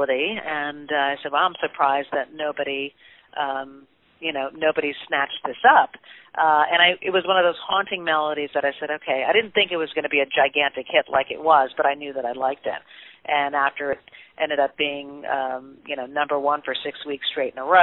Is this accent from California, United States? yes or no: no; New York, United States; growing up in New York, I was, you know, at Syracuse as a musical theater major.